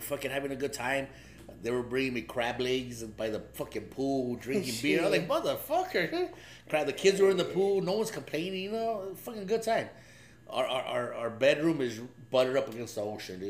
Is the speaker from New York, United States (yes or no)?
no; Covina, California, United States; I'm from Covina